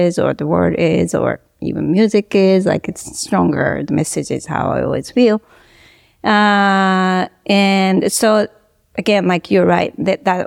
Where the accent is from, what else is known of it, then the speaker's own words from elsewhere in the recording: Japan; I grew up in Japan